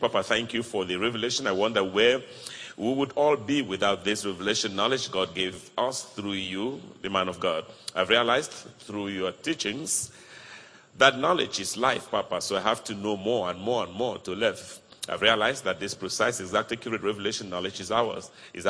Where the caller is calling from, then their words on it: Spain; Pastor … calling from Spain.